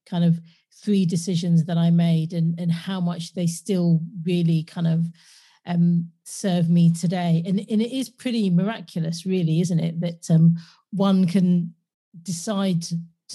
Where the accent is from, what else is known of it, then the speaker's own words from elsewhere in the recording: London, United Kingdom; I was born and raised in London